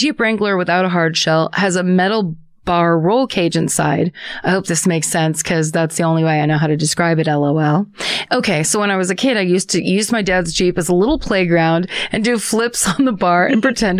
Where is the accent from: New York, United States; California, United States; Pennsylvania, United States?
California, United States; San Jose; Anyhow, I grew up in San Jose, California, in a lovely little neighborhood where everybody knows everybody.